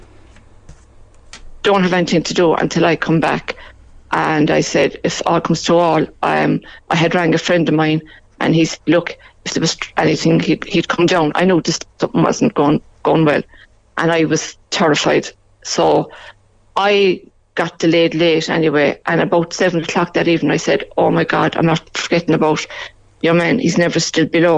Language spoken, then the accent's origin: English; Belfast, Northern Ireland, United Kingdom; also born or lived in near Mallow; now in Mallow, Ireland; I'm originally from Belfast